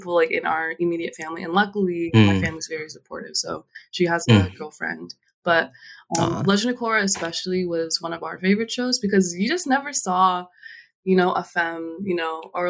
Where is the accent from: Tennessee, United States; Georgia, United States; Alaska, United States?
Alaska, United States; Anchorage; moved away as an adult; So my family is originally from Kalgoorlie, Alaska, but I grew up in Anchorage, one of the biggest cities there.